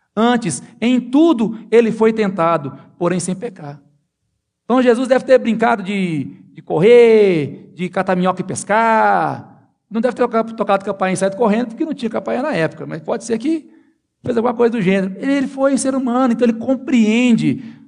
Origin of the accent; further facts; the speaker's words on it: Minas Gerais, Brazil; eu sou mineiro